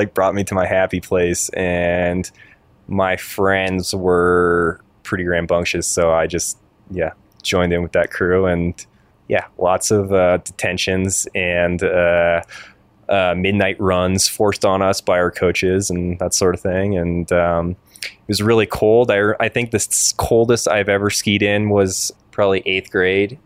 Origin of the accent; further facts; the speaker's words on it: Concord, Massachusetts, United States; also born or lived in New Hampshire; pretty much in New England, um, New Hampshire, and just outside of Boston in Concord, Massachusetts, home of Walden Pond.